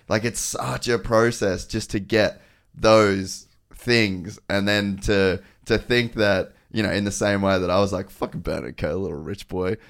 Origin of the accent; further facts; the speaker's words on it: Cairns, Queensland, Australia; I grew up in Cairns.